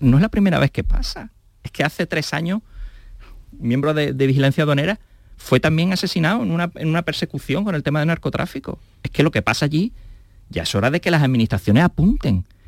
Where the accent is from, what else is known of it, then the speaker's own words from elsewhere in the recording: Andalusia, Spain; somos andaluces